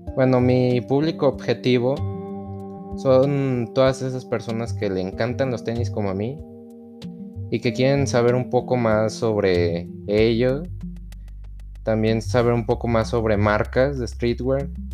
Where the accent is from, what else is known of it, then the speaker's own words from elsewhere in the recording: León, Guanajuato, Mexico; soy proveniente de León, Guanajuato